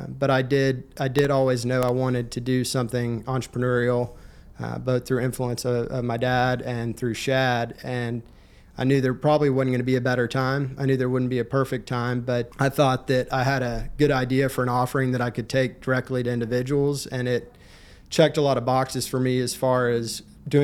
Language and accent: English; Fort Worth, Texas, United States; moved away as an adult; now in Houston, United States; I grew up in the Fort Worth area, and my dad was actually an entrepreneur in the commercial real estate industry.